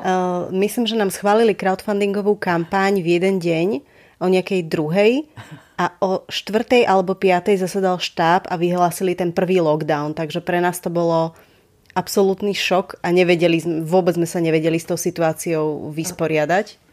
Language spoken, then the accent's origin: Slovak; Bratislava, Bratislava Region, Slovakia; ja som z Bratislavy, narodila som sa tu a žijem tu celý život